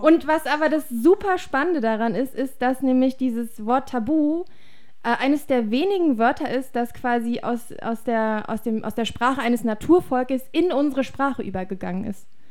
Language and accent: German; Germany; bei uns in Deutschland